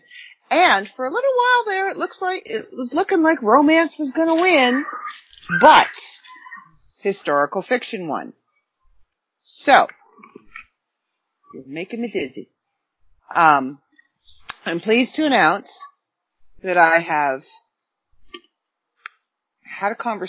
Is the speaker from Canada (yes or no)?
yes; Canada; accent: Canadian; my Canadian accent